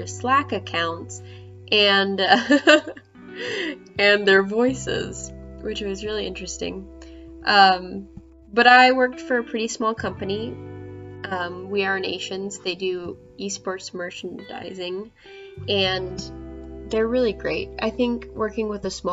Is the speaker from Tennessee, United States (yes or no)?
yes; Nashville, Tennessee, United States; I'm from Nashville, Tennessee